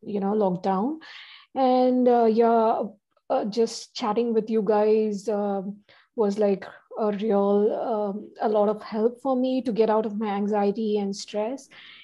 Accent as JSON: {"language": "English", "country": "India", "tie": "born or raised there", "moved": "as an adult", "lives_now": "Sydney, Australia", "said": "I was raised in India and I migrated to Sydney recently."}